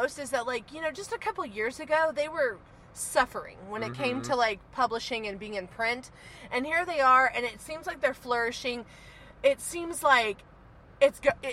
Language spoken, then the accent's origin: English; Oklahoma, United States; growing up in Oklahoma as like a Baptist kid